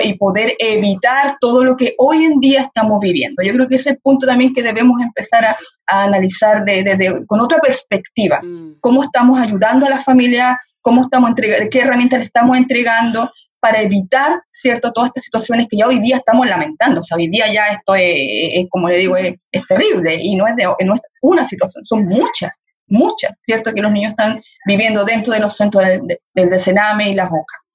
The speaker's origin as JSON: {"language": "Spanish", "country": "Chile", "said": "como sociedad chilena"}